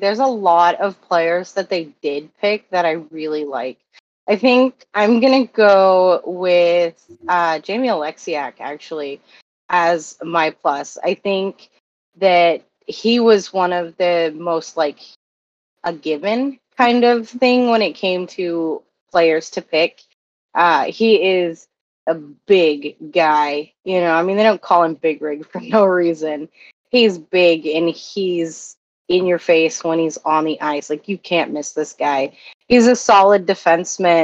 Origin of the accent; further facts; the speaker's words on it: United States; I'm American